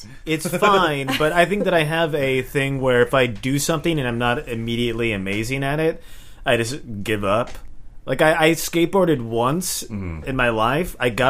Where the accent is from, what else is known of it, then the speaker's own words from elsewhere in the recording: Southern California, United States; moved away; also born or lived in Santa Cruz; I'm from Southern California originally.